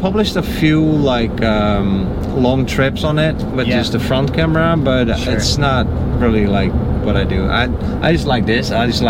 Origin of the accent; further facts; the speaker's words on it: Netherlands; also born or lived in Miami, United States; now in Florida, United States; So I'm from the Netherlands. Oh, cool. Yeah, born and raised, and lived mostly abroad.